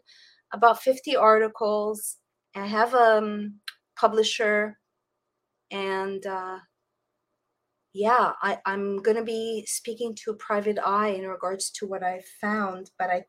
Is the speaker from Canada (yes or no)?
yes; Canada; now in Florida, United States; I come from Canada